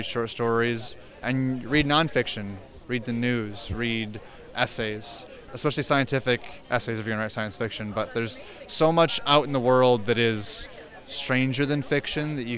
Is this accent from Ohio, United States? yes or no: yes; Northwest Ohio, United States; I'm from Northwest Ohio.